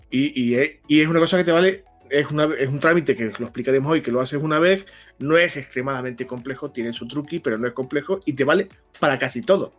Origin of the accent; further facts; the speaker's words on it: Spain; en este país somos como somos